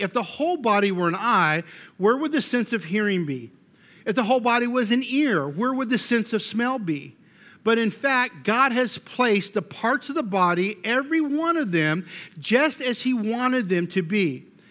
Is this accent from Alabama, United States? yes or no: no; Colorado, United States; I'm from Colorado